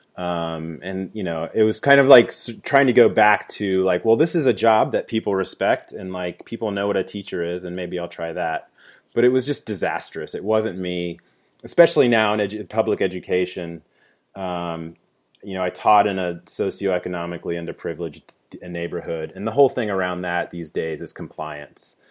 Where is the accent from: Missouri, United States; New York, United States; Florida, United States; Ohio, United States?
Ohio, United States; Dayton; moved away as an adult; also born or lived in Washington D.C.; moved back to my hometown in Dayton, Ohio